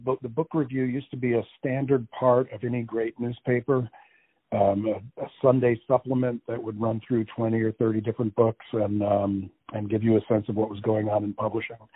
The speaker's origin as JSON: {"language": "English", "region": "New Jersey", "country": "United States", "tie": "born there", "also_born_or_lived": "Connecticut / Massachusetts / Florida / Iowa", "said": "Uh, I was born in New Jersey uh, many, many, many, many, many"}